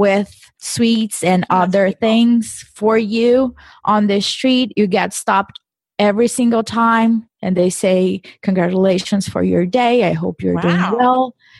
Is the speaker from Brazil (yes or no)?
yes; Brazil; moved away; I come from Brazil